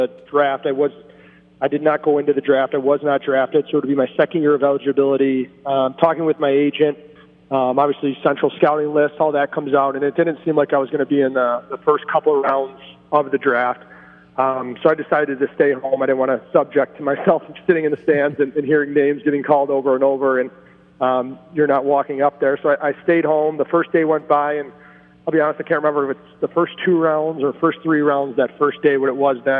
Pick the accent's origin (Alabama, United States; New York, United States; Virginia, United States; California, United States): New York, United States; Rochester; growing up in Rochester, obviously our closest team was the Buffalo Sabres.